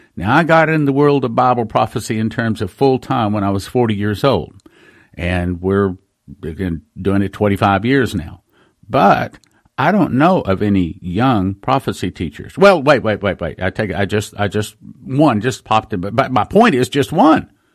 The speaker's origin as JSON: {"language": "English", "region": "West Texas", "country": "United States", "tie": "born or raised there", "said": "I grew up in West Texas"}